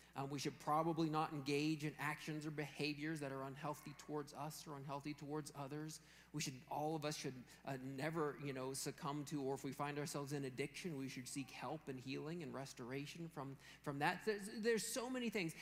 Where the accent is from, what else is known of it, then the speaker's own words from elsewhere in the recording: Western Pennsylvania, United States; growing up in Western Pennsylvania